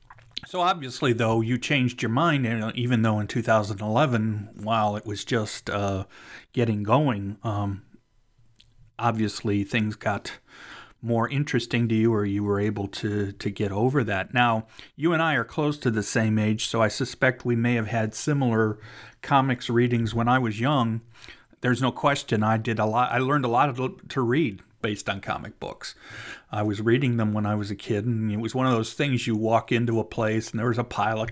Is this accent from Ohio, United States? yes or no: yes; Cleveland, Ohio, United States; I'm actually from Cleveland, so I was living in Cleveland still at the time when they were filming the first Avengers movie.